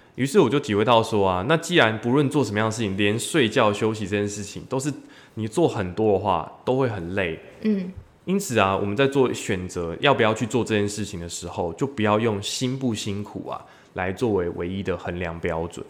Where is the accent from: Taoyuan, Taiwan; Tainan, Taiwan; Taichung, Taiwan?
Tainan, Taiwan; 当时自己的姐姐，因为考上大学从台南呢嗯去台嗯嗯中这个读大学